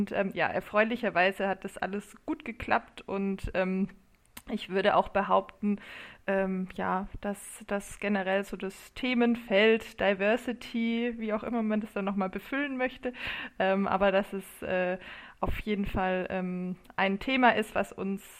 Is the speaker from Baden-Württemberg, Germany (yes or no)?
yes; Kornwestheim, Baden-Württemberg, Germany; now in Heidelberg, Germany; Ähm, ich komme eigentlich aus Kornwestheim bei Stuttgart. Ähm, also gute schwäbische Traditionen kann man, kann man, ja, auch, äh, kann man ja auch hier pflegen.